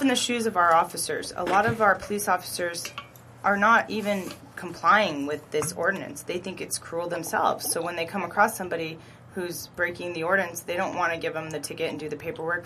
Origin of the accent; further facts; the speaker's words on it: Orange County / Los Angeles, California, United States; I was born here in Orange County and then raised in LA and then moved back to Orange County around junior high age